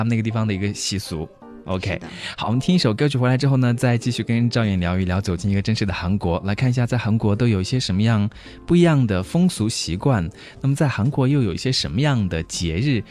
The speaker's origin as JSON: {"language": "Chinese", "country": "China", "said": "在我们中国人的酒桌上面啊，也会有很多的风俗习惯"}